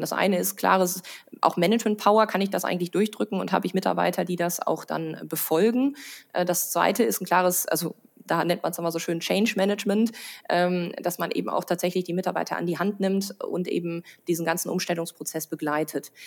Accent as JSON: {"language": "German", "area": "Münsterland", "region": "North Rhine-Westphalia", "country": "Germany", "moved": "yes", "lives_now": "Rhineland, Germany", "said": "Also ich komme aus dem Münsterland"}